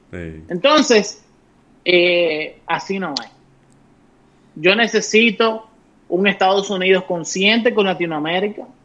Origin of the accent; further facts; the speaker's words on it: Dominican Republic; now in United States; Siendo ciudadano estadounidense. a mí, cuando yo no sé qué posición definir, yo siempre me voy a mi dominicanidad.